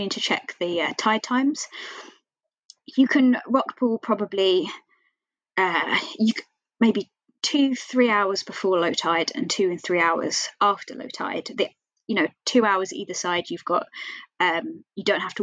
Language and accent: English; Kent, South East England, United Kingdom; now in Dundee, United Kingdom; I'm originally from Kent, and there I can go to the beach all the time